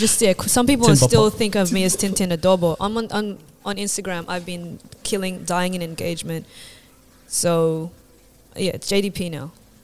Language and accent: English; Philippines; So I hope all the Vietnamese are cool with it. I'm Filipino.